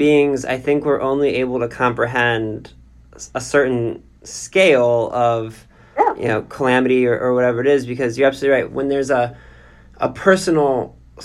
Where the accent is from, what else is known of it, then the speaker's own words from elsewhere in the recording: United States; as an American today